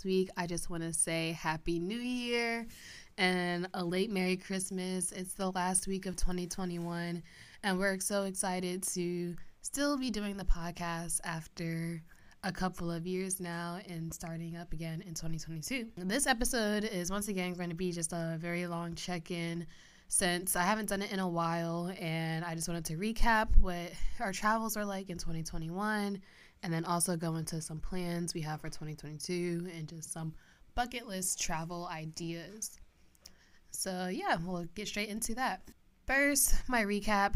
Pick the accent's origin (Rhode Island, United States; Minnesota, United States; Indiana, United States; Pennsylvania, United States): Pennsylvania, United States; moved away; I visited my hometown back in Pennsylvania a lot